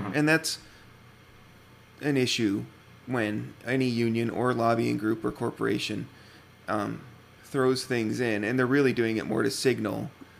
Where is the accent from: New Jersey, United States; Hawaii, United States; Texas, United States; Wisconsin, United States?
Wisconsin, United States; I grew up in Wisconsin